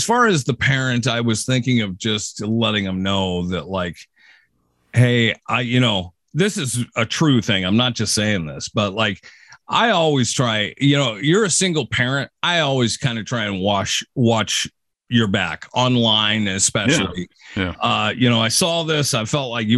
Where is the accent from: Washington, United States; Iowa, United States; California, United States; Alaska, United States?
Washington, United States; Seattle area; driving down kind of a country road here in my hometown